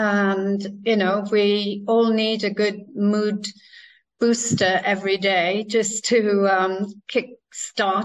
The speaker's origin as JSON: {"language": "English", "region": "Wales", "country": "United Kingdom", "tie": "born or raised there", "said": "I grew up in Wales"}